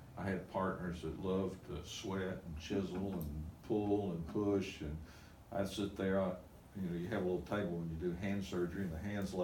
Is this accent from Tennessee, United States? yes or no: yes; Nashville, Tennessee, United States; fourth grade to 12th grade, I spent in Donelson